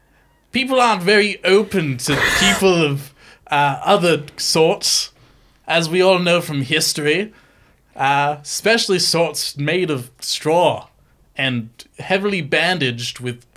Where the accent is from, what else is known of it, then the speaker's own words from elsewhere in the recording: United Kingdom; No, I'm British.